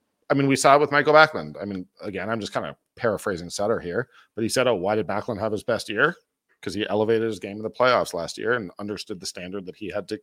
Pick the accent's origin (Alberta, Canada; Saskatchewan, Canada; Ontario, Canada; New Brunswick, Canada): Ontario, Canada; Toronto; I grew up in Toronto.